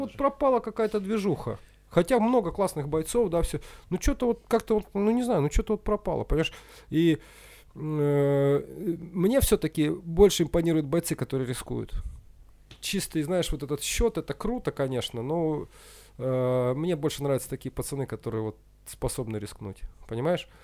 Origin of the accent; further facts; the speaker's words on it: Usinsk, Komi Republic, Russia; moved away as an adult; also born or lived in Kyiv, Ukraine; now in Moscow, Russia; я парень из Усинска